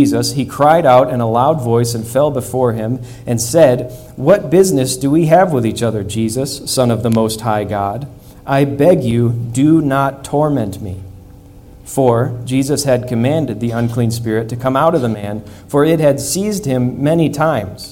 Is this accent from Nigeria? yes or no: no; Midwest, United States; moved away; I grew up in the Midwest